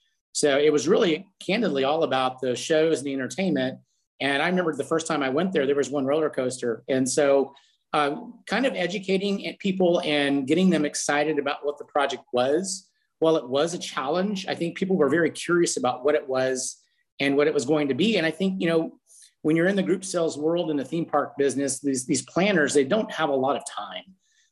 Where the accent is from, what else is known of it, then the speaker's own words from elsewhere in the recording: San Antonio, Texas, United States; born and raised Texan, born and raised in San Antonio, never thought I would ever leave Texas. And I found my way back